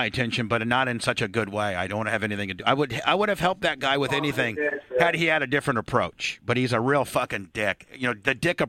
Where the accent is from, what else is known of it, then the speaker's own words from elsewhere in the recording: Warsaw, Indiana, United States; moved away; I was born and raised in Warsaw, Indiana, which is 39 miles from Fort Wayne.